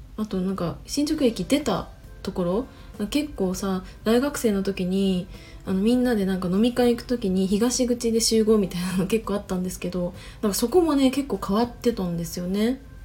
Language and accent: Japanese; Chiba, Japan; moved away as an adult; also born or lived in Tokyo; 私は、ま千葉出身だし二十歳までは千葉で過ごして